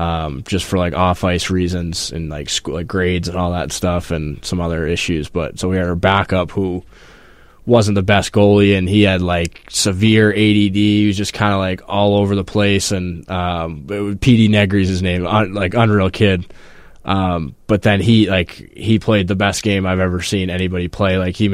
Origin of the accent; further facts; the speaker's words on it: Falmouth, Massachusetts, United States; Falmouth, Massachusetts is where I grew up mostly.